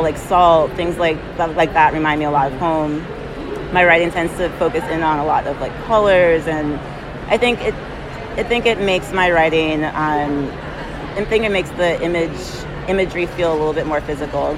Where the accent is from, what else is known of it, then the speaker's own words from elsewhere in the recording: U.S. Virgin Islands; I'm from St. Thomas of the United States Virgin Islands